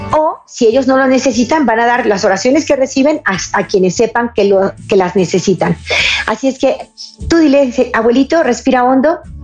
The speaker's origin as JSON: {"language": "Spanish", "region": "Jalisco", "country": "Mexico", "said": "En mi estado, Jalisco, en Guadalajara"}